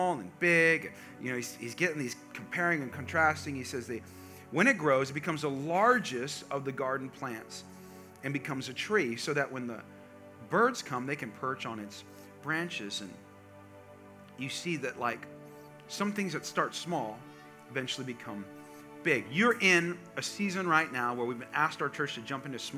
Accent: California, United States; I grew up in California, and I grew up part of my life on a farm

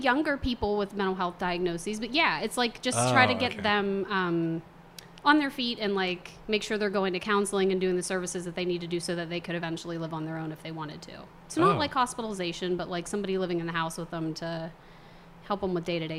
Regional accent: Tyrone, Pennsylvania, United States; also born or lived in State College, Pennsylvania / United Kingdom; now in Pittsburgh, United States; I grew up in Tyrone.

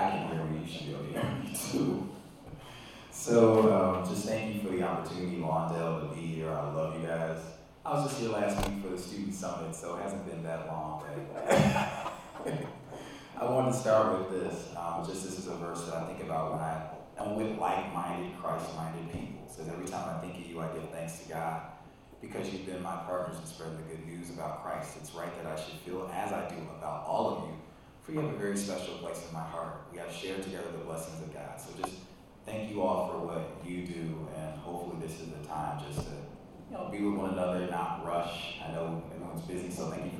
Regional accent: Calumet Park, Illinois, United States; So I remember growing up, it was kind of a little bit of a booming town

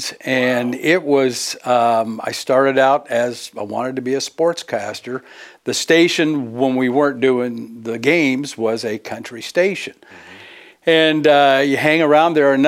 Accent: Fremont, California, United States; moved away as an adult; also born or lived in Oakland, California / Shreveport / Minneapolis; now in Peoria, United States; I was born and raised in the Bay Area, born in Oakland. I lived most of my life in Fremont, California

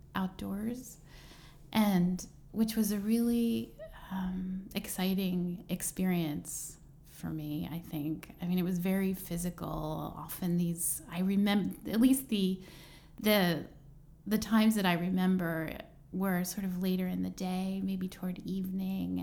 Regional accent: Plymouth Meeting, Pennsylvania, United States; now in Brooklyn, United States; I'm from um, suburban Philadelphia

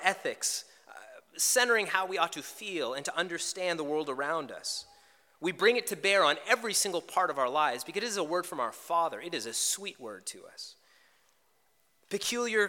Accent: Canada; Canadians, you got to know, we are the nicest, most polite people you can meet

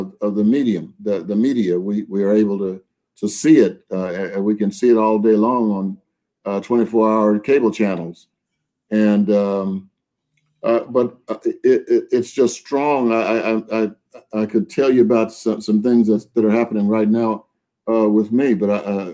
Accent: Texas, United States; I grew up in Texas during the Jim Crow era

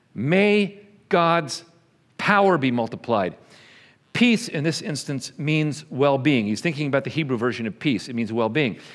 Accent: New York, United States; also born or lived in Texas; now in Bartlesville, United States; I was not born in Oklahoma, I was born in New York. Spent a lot of years in Texas

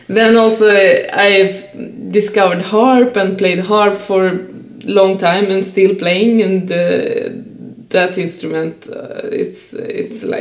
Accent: Saint Petersburg, Russia; now in Stockholm, Sweden; I'm a female musician and born and raised in St. Petersburg, but now living in Stockholm

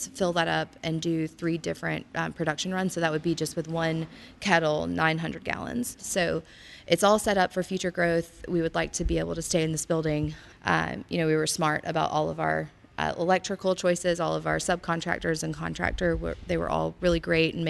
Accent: South Georgia, United States; moved away; I grew up in South Georgia in a farming community in the middle of nowhere.

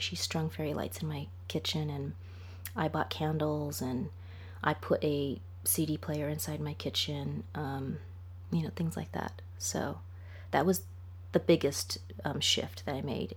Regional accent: Los Angeles, California, United States; moved away as an adult; also born or lived in England; I'm from Los Angeles

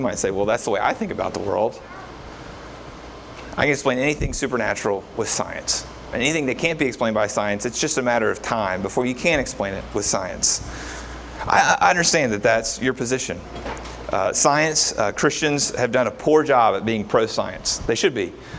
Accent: Kentucky, United States; See, most of us, we grew up in Kentucky. We did not grow up in a place that was very diverse in a racial sense.

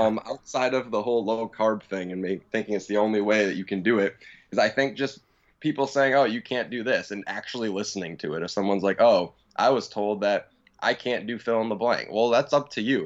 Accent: Tampa, Florida, United States; from Tampa, Florida.

